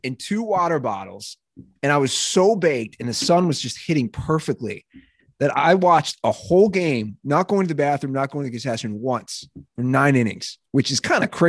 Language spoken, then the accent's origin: English; Cincinnati, Ohio, United States; my hometown team